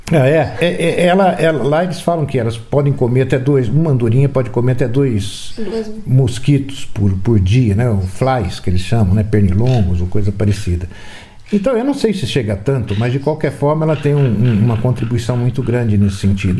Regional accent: Campinas, São Paulo, Brazil; now in Valinhos, Brazil; Hoje eu moro em Valinhos, mas nasci em Campinas.

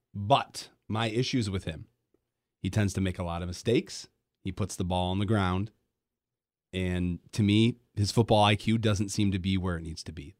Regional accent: Grand Rapids, Michigan, United States; also born or lived in Detroit Metro, Michigan / Iowa; now in Kalamazoo, United States; I grew up in Grand Rapids

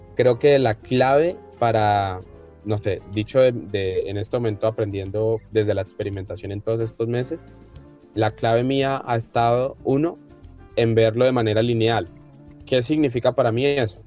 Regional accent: Colombia; como colombianos

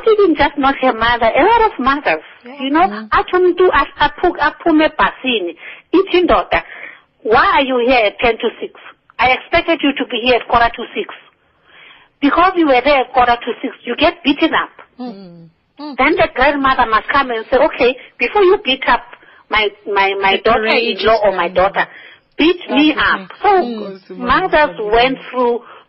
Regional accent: Johannesburg, Gauteng, South Africa; I grew up in Orlando West

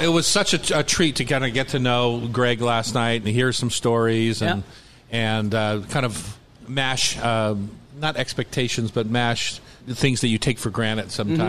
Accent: Newark, Delaware, United States; where I grew up in Newark, Delaware, you had the black neighborhood or you had the white neighborhood

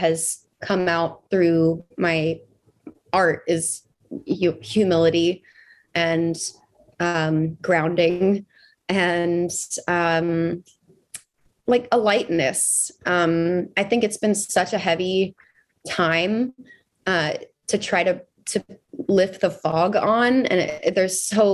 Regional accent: Texas, United States; as obviously a Texan

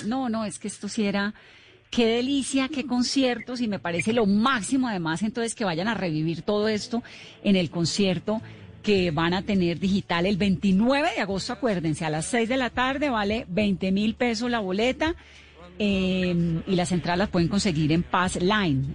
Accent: Cali, Valle del Cauca, Colombia; yo soy caleña

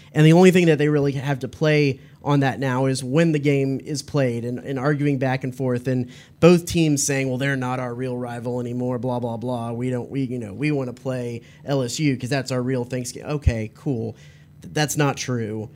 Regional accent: Dallas, Texas, United States; I grew up in Dallas

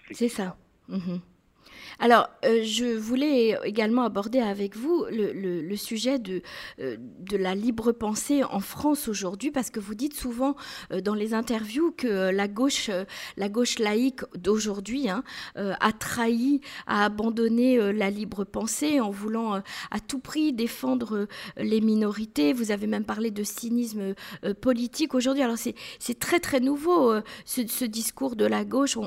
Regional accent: Israel; chez nous en Israël

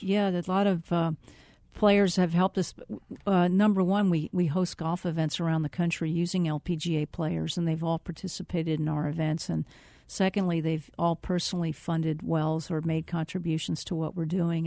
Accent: Reading, Pennsylvania, United States; moved away as an adult; also born or lived in South Carolina; now in Phoenix, United States; I'm originally from Re-, outside of Reading, Pennsylvania, and I, uh, graduated high school

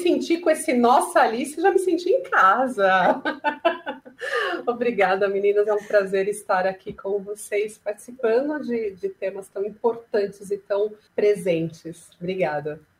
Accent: São Paulo, Brazil; sou de São Paulo

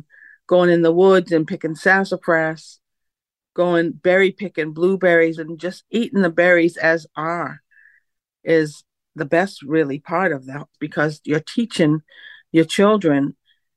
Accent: Mashpee, Massachusetts, United States; foods that I grew up on in the 60s. That was a long time ago, you know. So we did a lot of foraging for our food back then. I'm from Mashpee

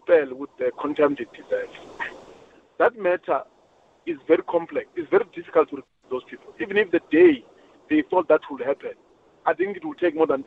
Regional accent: Mbombela, Mpumalanga, South Africa; I'm from Mbombela.

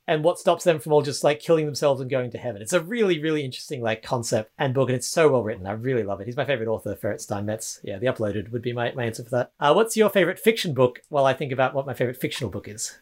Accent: Australia; I'm Australian

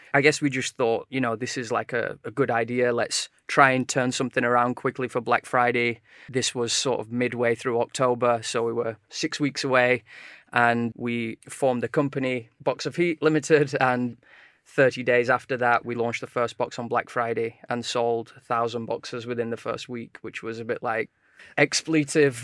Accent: Sheffield, Yorkshire and the Humber, United Kingdom; now in London, United Kingdom; we're both originally from Sheffield

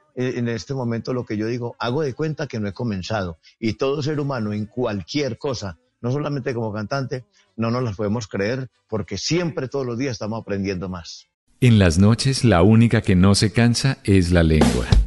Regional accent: Ceilán, Valle del Cauca, Colombia; soy de Ceilán Valle

